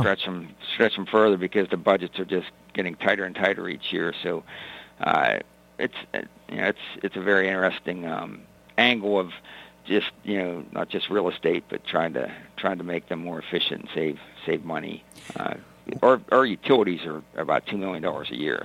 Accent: North Huntington, Pennsylvania, United States; also born or lived in McKeesport, Pennsylvania; I grew up in North Huntington um, from the Westmoreland County area

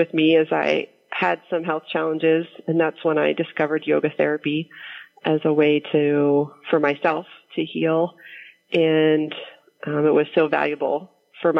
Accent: Pittsburgh, Pennsylvania, United States; I grew up in the East End. I still live there.

